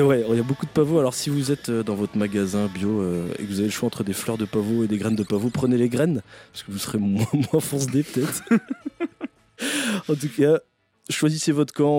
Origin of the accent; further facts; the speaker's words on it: Breton, Brittany, France; en tant que breton